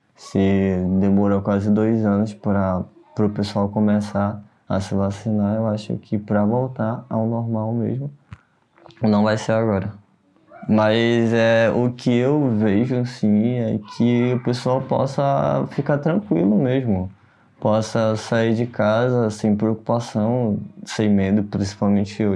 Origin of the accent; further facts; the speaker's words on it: Amapá, Brazil; moved away as an adult; now in São Paulo, Brazil; eu sou do Amapá, ah, me mudei para São Paulo faz do, vai fazer três